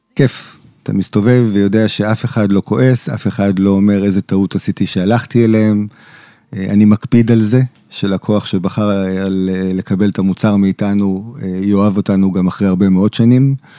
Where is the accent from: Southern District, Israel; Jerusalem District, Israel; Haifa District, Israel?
Jerusalem District, Israel; Jerusalem; אני יליד ירושלים, אני דור שביעי בירושלים